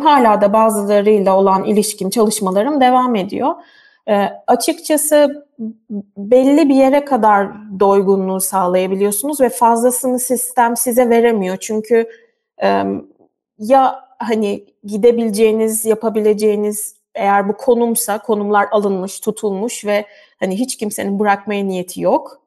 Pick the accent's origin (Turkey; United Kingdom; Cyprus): Turkey; moved away as an adult; now in Germany; bütün eğitim hayatım boyunca e, hani tamamen Türk sisteminde yetiştim